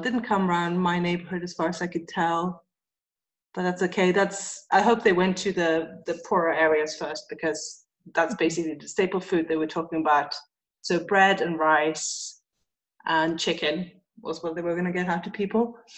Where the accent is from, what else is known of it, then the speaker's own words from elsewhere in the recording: Sweden; also born or lived in England; now in Amman, Jordan; I'm from Sweden